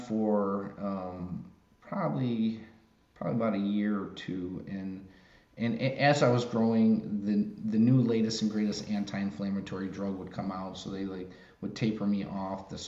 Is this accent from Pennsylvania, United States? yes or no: no; Chicago, Illinois, United States; I grew up in Chicago.